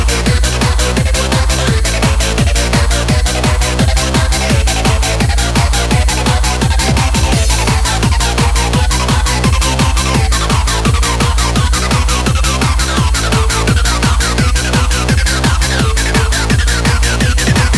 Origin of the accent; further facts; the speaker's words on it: Sutton, London, United Kingdom; also born or lived in Croydon; I'm not from Epsom. I'm Sutton, innit? Officially Sutton, by about, I don't know, 400 yards